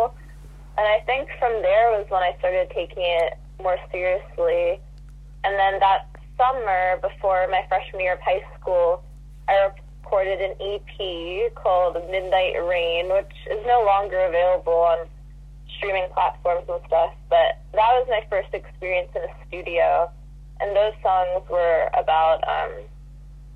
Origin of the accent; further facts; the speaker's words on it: Long Island, New York, United States; We're both from Long Island